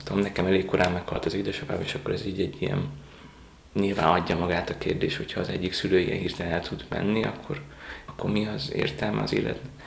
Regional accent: Mosonmagyaróvár, Győr-Moson-Sopron, Hungary; also born or lived in Rome, Italy / Germany; now in Budapest, Hungary; Dunántúról származom, most a Magyaróváról

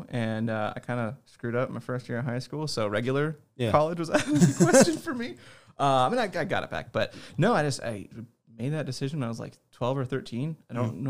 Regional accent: Nebraska, United States; born there; No, I was born in Nebraska and I kind of globetrotted for 18 years.

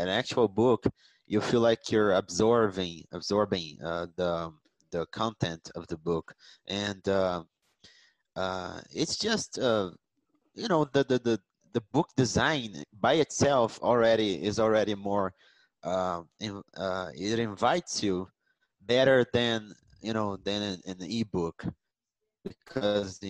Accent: Rio de Janeiro, Brazil; moved away as an adult

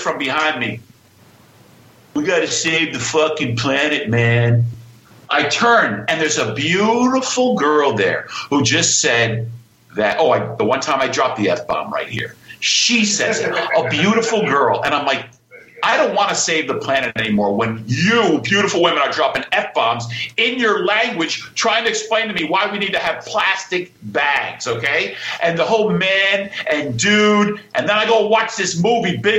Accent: Greenwich, Connecticut, United States; I'm from Greenwich, Connecticut

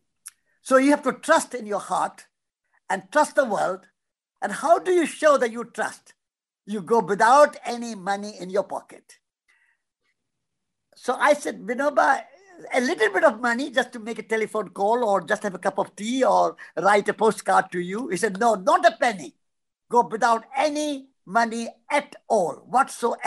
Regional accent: India; moved away; We are walking from India

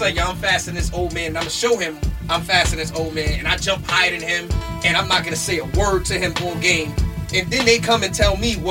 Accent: New York City, New York, United States; So I come from over there, like in Claremont Park

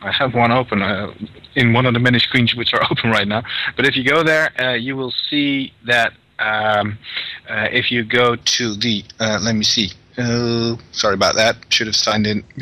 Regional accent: Netherlands; I am a Dutchman

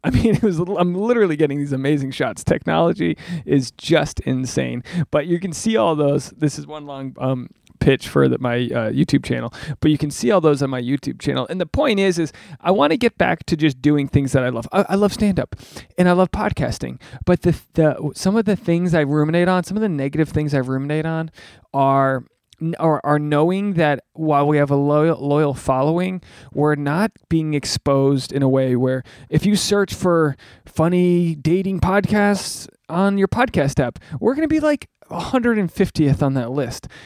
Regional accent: New England, United States; I'm from New England.

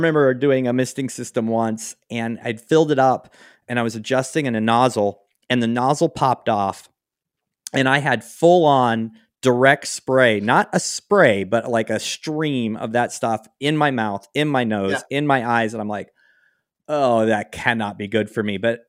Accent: Pacific Northwest, United States; like I was from the Pacific Northwest, then I moved to the South

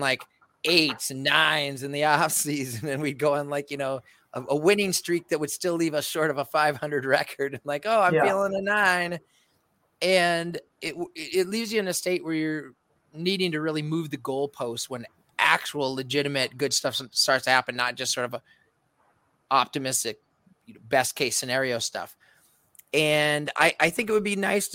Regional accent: Waterloo, Iowa, United States; now in Minnesota, United States; I'm from the mean urban streets of Waterloo, Cedar Falls

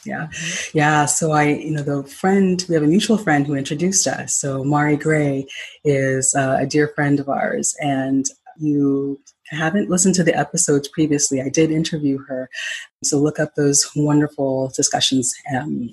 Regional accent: Ghana; moved away; Since I'm originally from Ghana

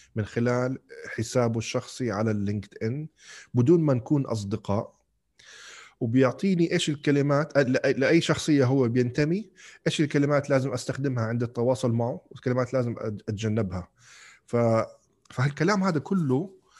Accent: Kuwait; moved away as an adult; also born or lived in Algeria; انولدت وعشت بالكويت بعدين لما رحت على الجامعه رحت على الجزائر

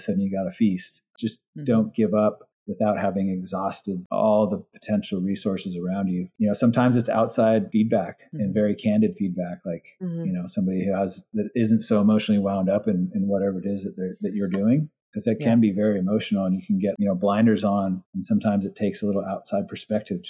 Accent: Hawaii, United States; moved away; also born or lived in California; I grew up in Hawaii. Even when I moved to California

